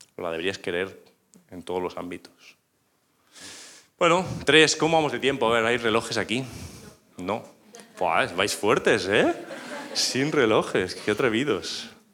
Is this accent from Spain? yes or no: yes; northern Spain, Spain; yo soy español y del norte